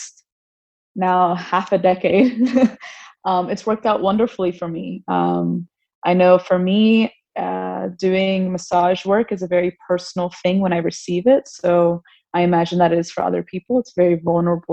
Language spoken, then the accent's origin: English; South Florida, United States; also born or lived in New York / Texas / Gainesville, Florida; we grew up in South Florida for the majority of our lives